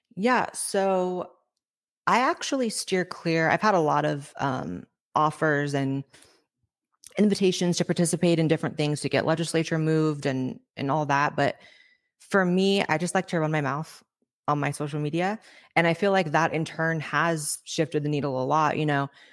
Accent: Northern California, United States; moved away as an adult; also born or lived in Los Angeles, United States; now in Austin, United States; I grew up in Northern California

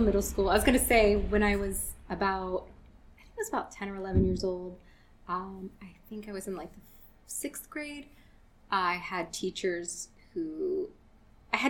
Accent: Roanoke, Virginia, United States; moved away; I grew up in Roanoke, Virginia

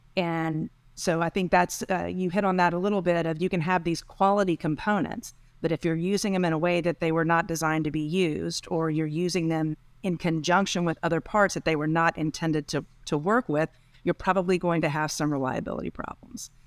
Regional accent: Texas, United States; moved away as an adult; eventually I ended up back in, in Texas, my home state.

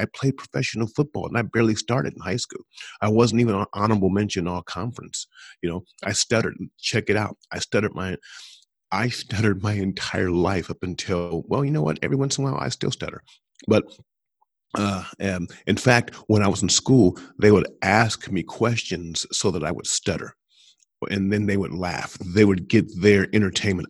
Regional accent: Columbus, Ohio, United States; Columbus, which is my hometown

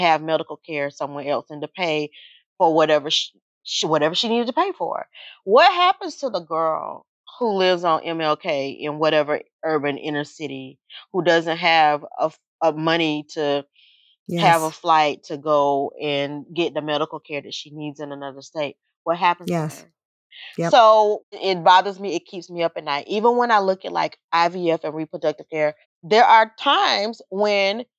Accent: Georgia, United States; this little tiny Pentecostal lady in the Bible Belt, because we're from Georgia

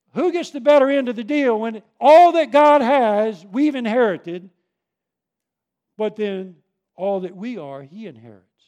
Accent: Long Island, New York, United States; moved away; I grew up on Long Island

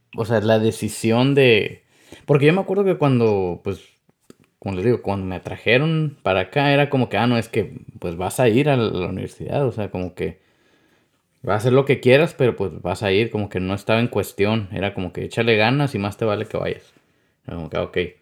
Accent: Mexicali Valley, Baja California, Mexico; now in United States; yo nací aquí en Estados Unidos, pero pues también me crié ahí en el Valle de Mexicali

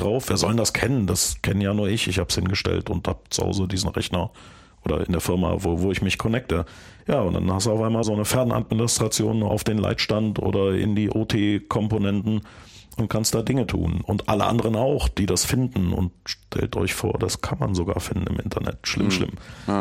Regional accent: Bonn, North Rhine-Westphalia, Germany; Ich komme ja aus Bonn. In der Gegend, wo ich wohne

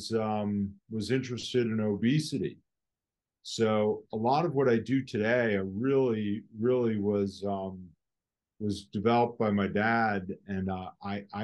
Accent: Westport, Connecticut, United States; also born or lived in Norwalk, Connecticut; I grew up in Westport, Connecticut

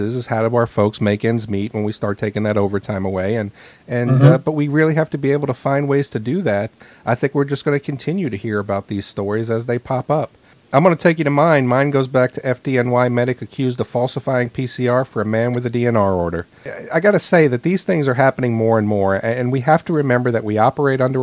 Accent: New York City, New York, United States; I was growing up in New York City

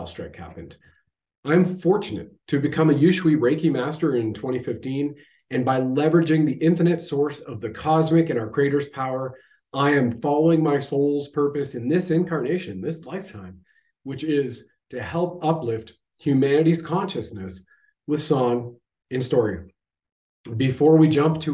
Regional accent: Canada

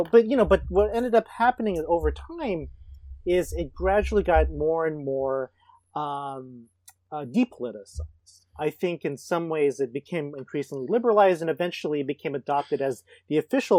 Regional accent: Bay Area, California, United States; moved away as an adult; now in Boston, United States; I grew up in the Bay Area, but now live in Boston

